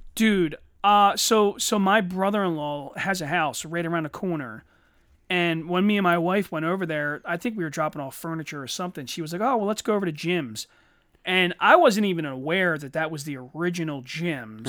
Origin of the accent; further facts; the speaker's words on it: Eddystone, Pennsylvania, United States; I grew up in Eddystone, a very mixed neighborhood.